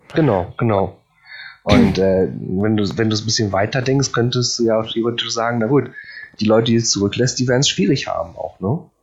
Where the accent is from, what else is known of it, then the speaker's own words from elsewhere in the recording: Poland; now in Germany; ich bin Pole